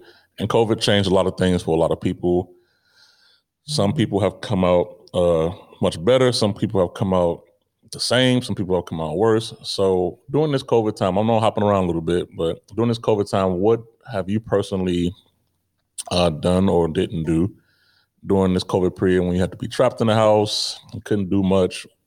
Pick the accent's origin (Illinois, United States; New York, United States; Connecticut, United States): Illinois, United States; Chicago; moved away as an adult; also born or lived in Grand Forks, North Dakota; growing up in Chicago is a big city